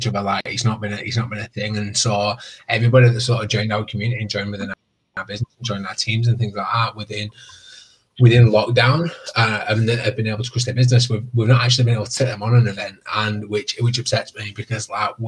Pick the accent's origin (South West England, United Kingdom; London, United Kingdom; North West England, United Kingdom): North West England, United Kingdom; I'm from the United Kingdom. I'm in England. I'm in the northwest.